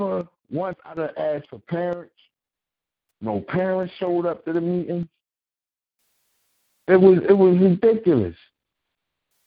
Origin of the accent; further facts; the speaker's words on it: Philadelphia, Pennsylvania, United States; I'm from North Philly